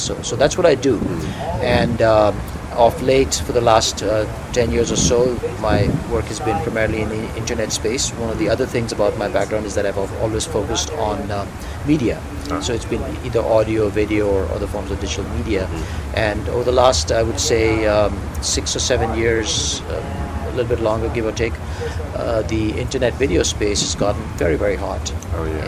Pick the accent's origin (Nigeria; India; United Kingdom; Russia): India; moved away as an adult; now in United States; I moved here from India, mm-hmm. where I grew up uh, about 20 years ago